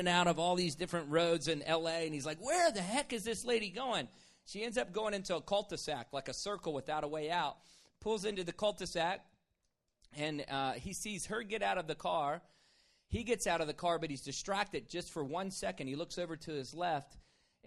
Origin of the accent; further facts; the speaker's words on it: Virginia, United States; growing up in Virginia